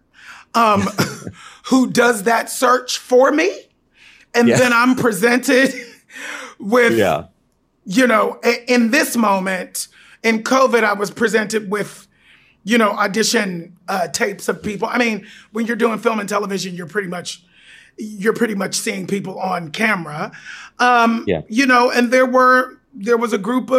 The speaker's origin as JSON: {"language": "English", "town": "Pittsburgh", "region": "Pennsylvania", "country": "United States", "tie": "born or raised there", "said": "my hometown of Pittsburgh"}